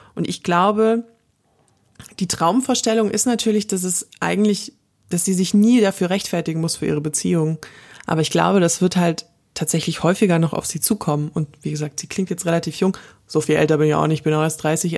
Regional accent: Southern Germany, Germany; Wir kommen beide aus Süddeutschland

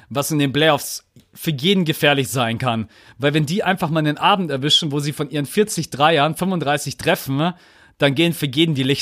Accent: Munich, Bavaria, Germany; bei uns in München

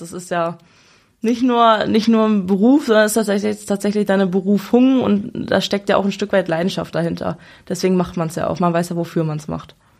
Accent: Braunschweig, Lower Saxony, Germany; wir sind hier in Braunschweig immer zur Schule gegangen

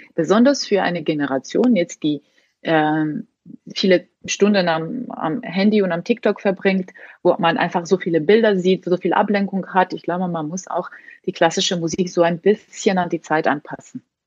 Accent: Tbilisi, Georgia; moved away; also born or lived in Hamburg / Munich; dass ich immer noch so eine Verbindung habe mit meiner Heimat, dass egal wie viele Jahre ich weg bin, komme ich dort zurück und fühle mich trotzdem sehr zu Hause

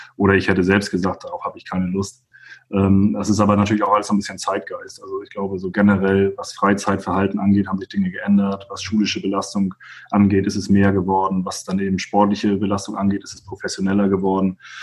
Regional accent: Kiel, Schleswig-Holstein, Germany; also born or lived in Preetz; in Preetz bin ich tatsächlich auch nur geboren. Also vom, vom zweiten Lebenstag an habe ich dann in Kiel gewohnt

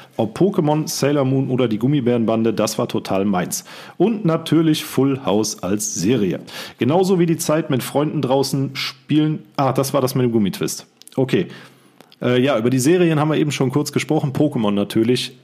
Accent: Siegen, North Rhine-Westphalia, Germany; bei uns in Siegen

